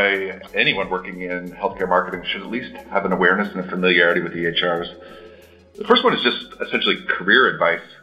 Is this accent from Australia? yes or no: no; Toronto, Ontario, Canada; accent: Canadian; moved away as an adult; also born or lived in Chicago; now in Boston, United States; I'm born and raised in Toronto. So if you pick up a Canadian accent, that's what you're hearing